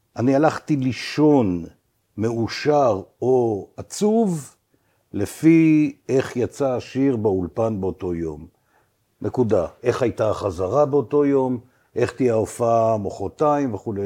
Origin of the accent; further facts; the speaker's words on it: Beersheba, Southern District, Israel; moved away; also born or lived in Tel Aviv; נולדתי בבאר שבע